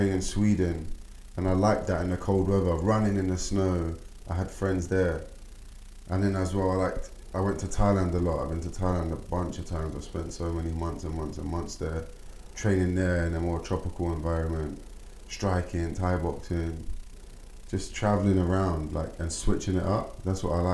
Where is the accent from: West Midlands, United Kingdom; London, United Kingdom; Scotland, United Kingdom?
London, United Kingdom; We grew up in London, but we're like, we're many different cultures.